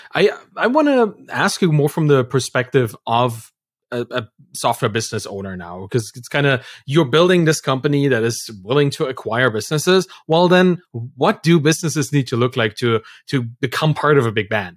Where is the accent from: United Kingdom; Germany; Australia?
Germany; Dresden, Saxony; moved away; I come from Dresden in, in Germany. That's my birth town. That's where I'm from.